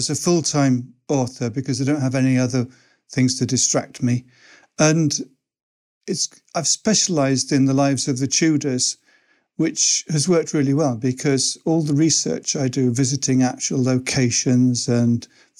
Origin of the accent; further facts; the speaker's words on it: Pembroke, Wales, United Kingdom; Well, I was born in Pembroke in Wales